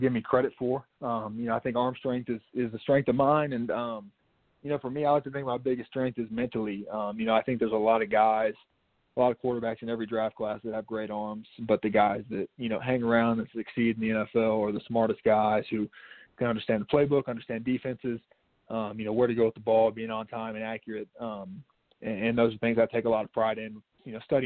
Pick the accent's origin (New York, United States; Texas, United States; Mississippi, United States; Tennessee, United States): Tennessee, United States; Chattanooga; being born and raised in Chattanooga, Tennessee, you know, going home and playing in my hometown